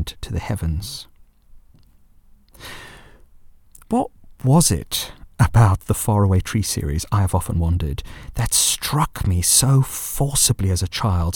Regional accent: South Africa; born or raised there

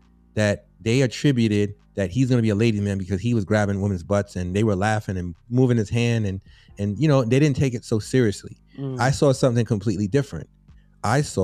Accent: New York City, New York, United States; I grew up in the South Bronx in the housing projects

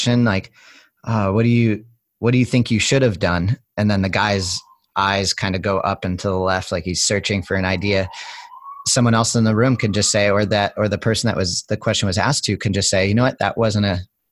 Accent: Cape Cod, outside of Boston, New England, Massachusetts, United States; I grew up as young in New England, where I grew up outside of Boston on Cape Cod

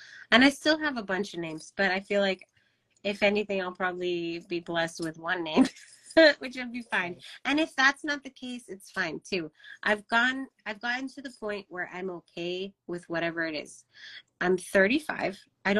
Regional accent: Kansas City, Missouri, United States; born there; I was born in Kansas City.

